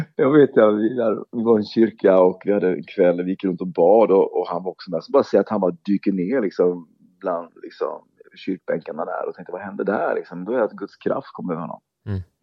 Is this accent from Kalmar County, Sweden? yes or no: yes; Oskarshamn, Kalmar County, Sweden; i min hemstad Oskarshamn är uppvuxen